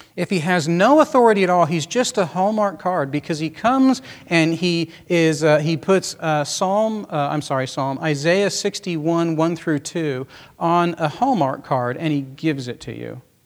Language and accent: English; United States; we're American Christians